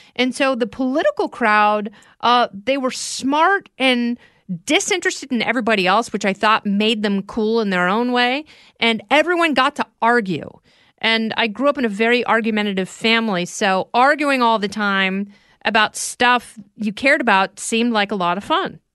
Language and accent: English; Oregon, United States; also born or lived in Indiana; I grew up in Oregon. I was born in Indiana, and my, my parents went westward and just sort of stayed in Oregon